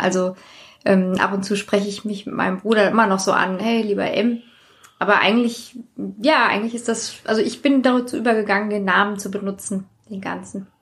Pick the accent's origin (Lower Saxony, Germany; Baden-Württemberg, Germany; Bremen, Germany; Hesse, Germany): Hesse, Germany; Hanau; ich komme auch aus Hanau